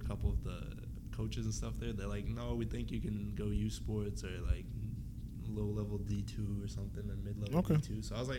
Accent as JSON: {"language": "English", "town": "Vancouver", "region": "British Columbia", "country": "Canada", "said": "I'm from actual Vancouver, man."}